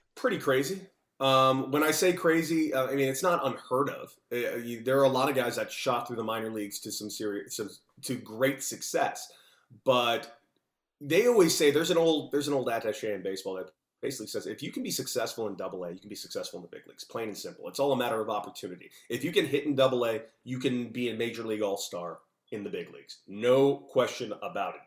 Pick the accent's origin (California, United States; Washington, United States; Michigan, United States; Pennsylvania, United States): California, United States; Los Angeles; I grew up in Los Angeles, California